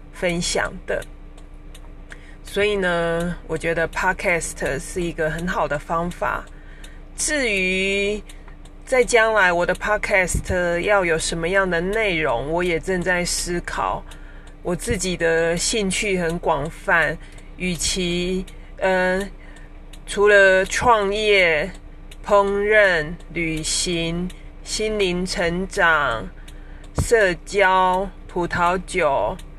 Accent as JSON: {"language": "Chinese", "region": "Taichung", "country": "Taiwan", "said": "我来自台中"}